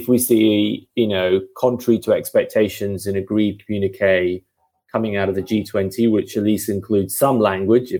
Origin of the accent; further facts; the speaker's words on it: United Kingdom; I'm the Brit